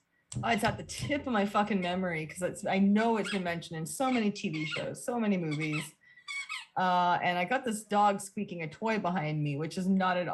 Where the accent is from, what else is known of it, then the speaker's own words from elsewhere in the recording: Canada; I'm Canadian